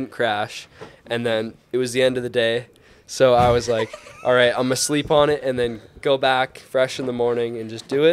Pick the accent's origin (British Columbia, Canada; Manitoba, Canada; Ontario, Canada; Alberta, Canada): Alberta, Canada; Edmonton; I grew up in Edmonton, Alberta, Canada